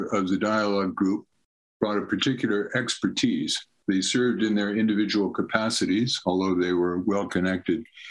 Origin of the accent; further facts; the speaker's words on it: United States; as an American